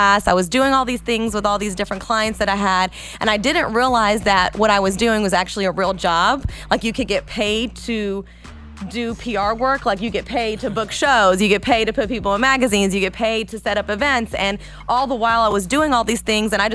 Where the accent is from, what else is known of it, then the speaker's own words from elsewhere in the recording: Atlanta, Georgia, United States; also born or lived in Jordan; I was born in Jordan in the Middle East, and I came to Atlanta when I was 5, been here ever since